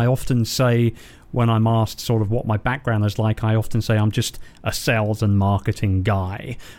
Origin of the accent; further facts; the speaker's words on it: London, United Kingdom; So I'm a Londoner, born and raised.